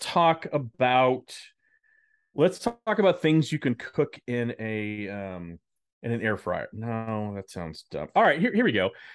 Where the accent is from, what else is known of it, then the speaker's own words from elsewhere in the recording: Dallas, Texas, United States; moved away; I lived in Dallas, I grew up in Dallas